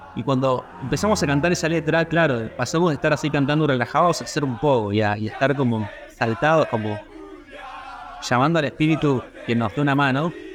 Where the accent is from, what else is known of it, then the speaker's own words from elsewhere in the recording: Argentina; siendo argentinos y sin tener un, pasaporte europeo